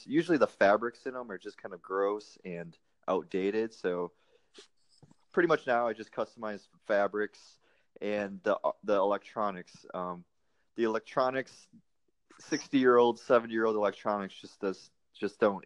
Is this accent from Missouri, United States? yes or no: no; Wisconsin, United States; moved away as an adult; also born or lived in Fort Hood, Texas; now in Austin, United States; I'm originally from Wisconsin, a small town in Wisconsin